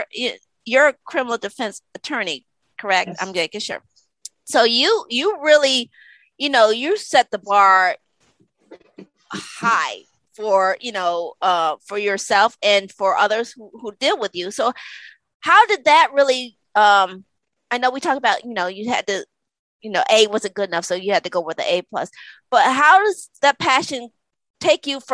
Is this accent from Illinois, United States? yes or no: no; Connecticut, United States; I grew up in Connecticut